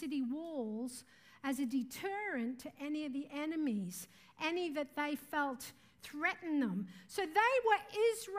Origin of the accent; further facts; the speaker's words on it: Mareeba, Queensland, Australia; moved away; also born or lived in Mumbai, India; I'm from Mareeba in far north Queensland.